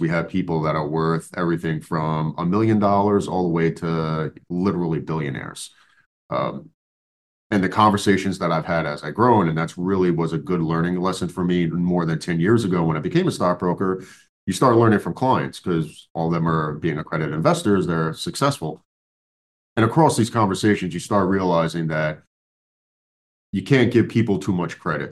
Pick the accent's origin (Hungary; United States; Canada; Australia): United States; New York